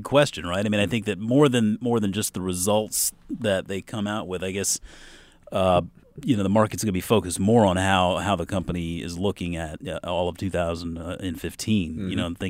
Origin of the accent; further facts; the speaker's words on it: Mount Pleasant, South Carolina, United States; There was a place growing up where I grew up in Mount Pleasant, South Carolina, right over the bridge from Charleston.